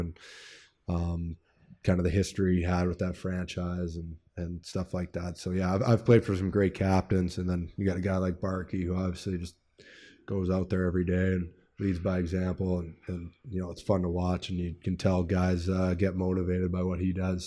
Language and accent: English; Edmonton, Alberta, Canada; moved away; made my way through the minor hockey system there in Edmonton